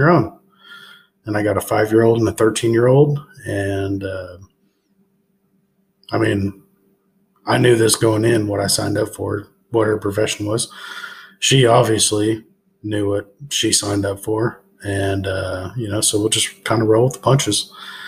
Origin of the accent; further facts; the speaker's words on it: Tulsa, Oklahoma, United States; now in Bartlesville, United States; I'm born and raised in Tulsa, but live in Bartlesville